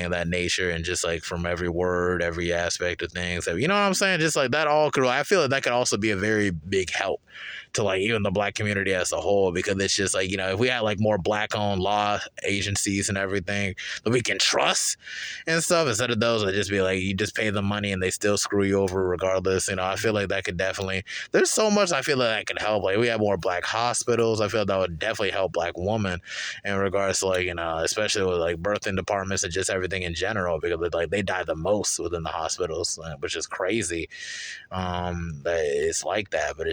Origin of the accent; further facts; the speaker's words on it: Charlotte, North Carolina, United States; also born or lived in Durham, North Carolina; Charlotte for me was like kind of different